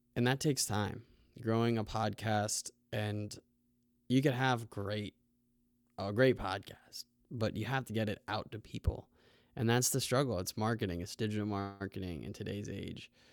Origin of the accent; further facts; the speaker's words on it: United States; we're from the United States